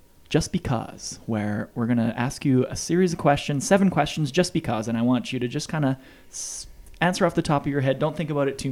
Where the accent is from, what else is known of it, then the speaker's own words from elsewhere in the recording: Russell, Manitoba, Canada; now in Winnipeg, Canada; I'm from Russell, so there's, you know, 1,500 people too